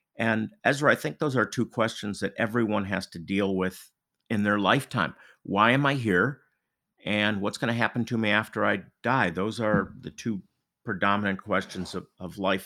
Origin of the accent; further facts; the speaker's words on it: Rochester, New York, United States; moved away as an adult; also born or lived in Jacksonville / Russia; now in Phoenix, United States; I grew up in, in upstate New York in Rochester